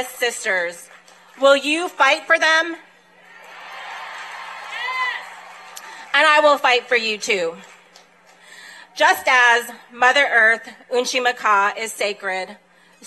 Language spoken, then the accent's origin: English; Pine Ridge Indian Reservation, South Dakota, United States; I am Ogallala Lakota from the Pine Ridge Indian Reservation.